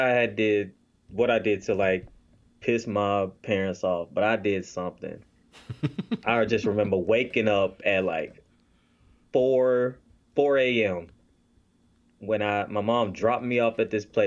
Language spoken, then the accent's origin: English; Shreveport, Louisiana, United States; also born or lived in Baton Rouge, Louisiana; I'm from, you know, from Louisiana, born and raised